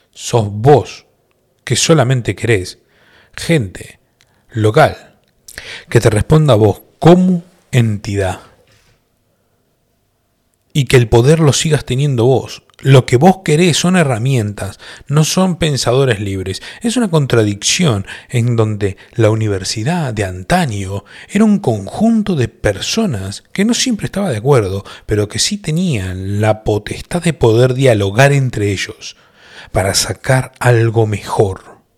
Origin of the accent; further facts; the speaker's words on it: Colombia; Yo como colombiano no entiendo muy bien